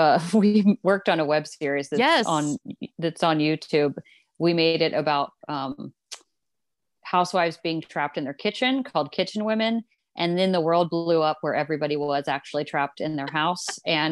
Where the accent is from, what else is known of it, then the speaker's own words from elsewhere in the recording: Ohio, United States; born there; I claim Chicago. My family's from there originally off the Italian boat. I was born in Ohio, but I don't really I don't really claim Ohio anymore, you know.